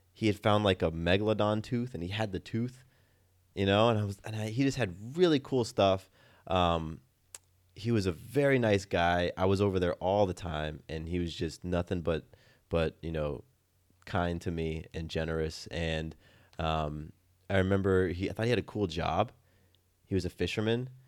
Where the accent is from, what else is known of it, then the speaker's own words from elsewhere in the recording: Del Mar, California, United States; now in Atlanta, United States; When I was in California, you know, I grew up in a town called Del Mar